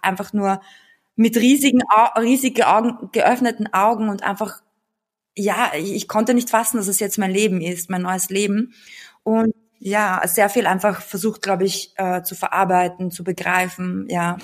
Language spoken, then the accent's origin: German; Austria; born or raised there; German is a second language; also born or lived in Bulgaria / Belarus